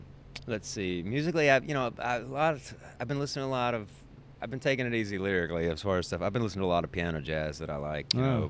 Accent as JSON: {"language": "English", "region": "the South", "country": "United States", "said": "it's so in me as a Southerner, I extend politeness to fucking asshats that I shouldn't"}